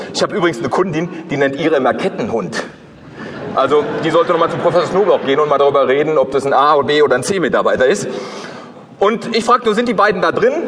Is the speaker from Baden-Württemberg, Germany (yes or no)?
no; Ruhr area, North Rhine-Westphalia, Germany; aus dem Ruhrgebiet, wo ich herkomme